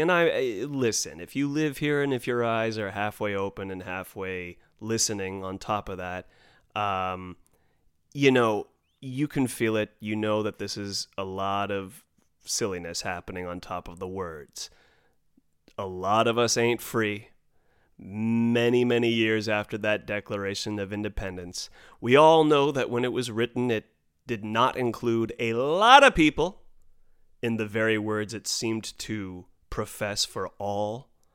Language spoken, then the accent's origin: English; United States; as a U.S. American, as a red, white, and blue blooded American